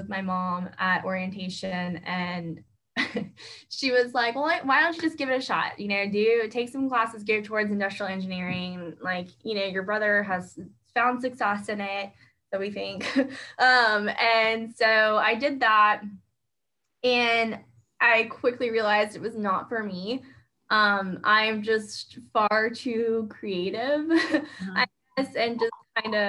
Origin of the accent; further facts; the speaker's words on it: Spring, Texas, United States; also born or lived in Houston, Texas; I actually grew up in this area. I am a native Houstonian